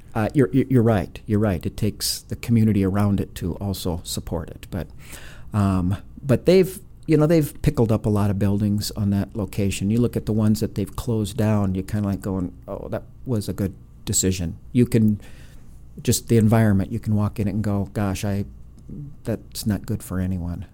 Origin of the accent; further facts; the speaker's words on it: Brainerd, Minnesota, United States; moved away; I actually was born and raised in Minnesota